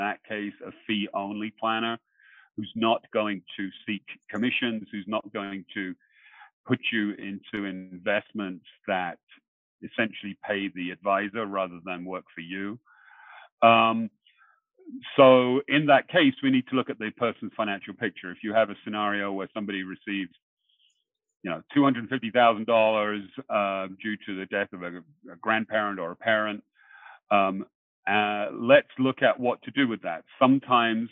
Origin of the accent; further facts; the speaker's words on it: England, United Kingdom; now in Long Island, United States; I'm originally from England.